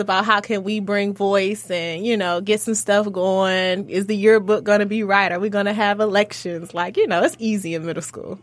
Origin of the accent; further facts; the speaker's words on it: Oak Park, Michigan, United States; also born or lived in Detroit, Michigan; I actually grew up in Oak Park for, like, ear-, my early years as far as, like, elementary, middle school